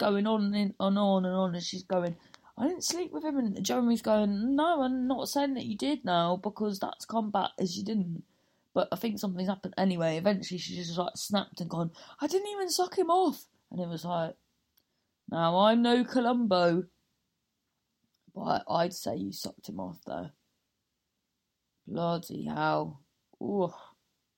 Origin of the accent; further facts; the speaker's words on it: Cornwall, South West England, United Kingdom; accent: Cornish; there's lots of farms in Cornwall